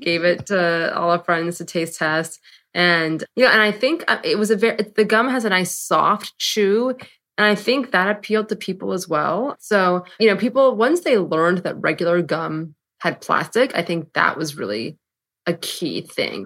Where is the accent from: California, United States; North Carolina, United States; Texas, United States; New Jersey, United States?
California, United States; San Francisco; moved away as an adult; now in New York, United States; I'm from San Francisco. went to college on the East Coast, and then moved to New York.